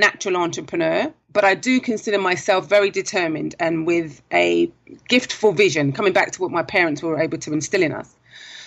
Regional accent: London, United Kingdom; moved away as an adult; now in Trinidad and Tobago; maybe you can tell from the accent, I am originally from London, South London. I came to Trinidad 17 years ago this month

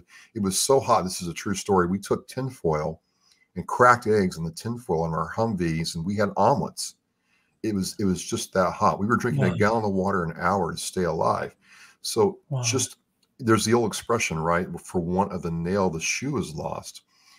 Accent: United States; I love being American.

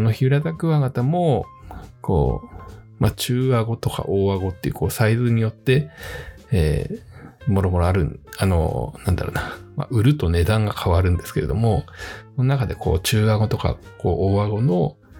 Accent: Fujieda, Shizuoka, Japan; 自分は静岡県の藤枝市というところを、えー、生まれ育ったんですけれども

